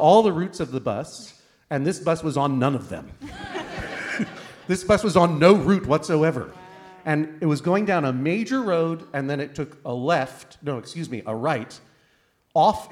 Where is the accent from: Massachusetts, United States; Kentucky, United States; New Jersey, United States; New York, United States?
Massachusetts, United States; Boston; I grew up in Boston, Massachusetts